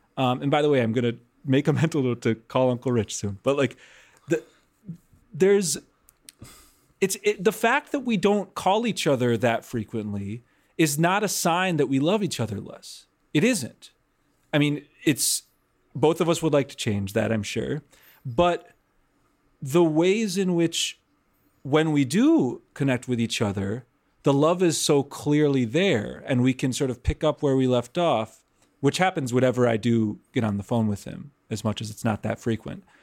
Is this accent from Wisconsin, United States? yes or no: yes; Milwaukee, Wisconsin, United States; I grew up in Wisconsin